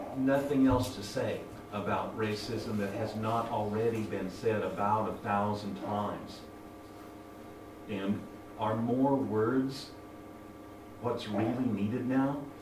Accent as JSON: {"language": "English", "country": "United States", "moved": "as an adult", "lives_now": "Japan", "said": "from the U.S., my home country"}